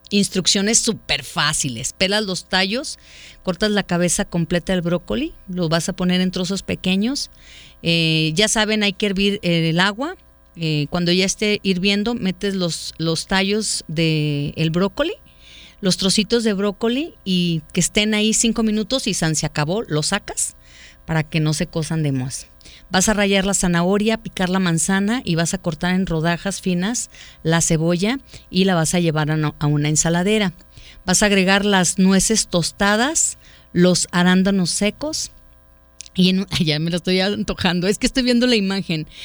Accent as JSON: {"language": "Spanish", "town": "Ajijic", "region": "Jalisco", "country": "Mexico", "said": "Soy … de Ajijic."}